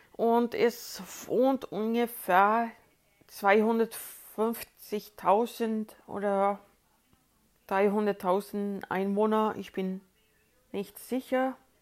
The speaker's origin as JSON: {"language": "German", "town": "Uppsala", "region": "Uppsala County", "country": "Sweden", "tie": "born or raised there", "second_language": "German", "said": "ich komme aus Uppsala, Schweden. Uppsala liegt ca. 70 Kilometer nördlich von Stockholm entfernt. Ich bin auch dort geboren und aufgewachsen"}